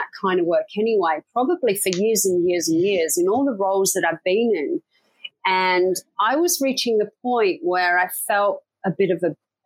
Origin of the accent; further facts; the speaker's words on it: Leicester, East Midlands, United Kingdom; moved away as an adult; I grew up in a city called Leicester in the UK